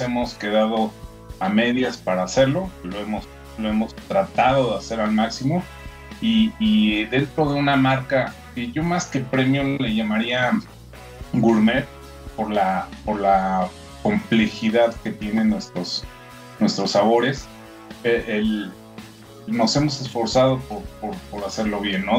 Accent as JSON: {"language": "Spanish", "country": "Mexico", "said": "somos una eh, pequeña compañía que llegó con, al mercado mexicano, siendo mexicanos obviamente"}